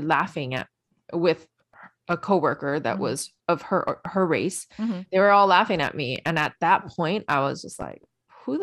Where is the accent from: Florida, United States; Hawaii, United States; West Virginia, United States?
Hawaii, United States; I am from Hawaii. I speak pidgin.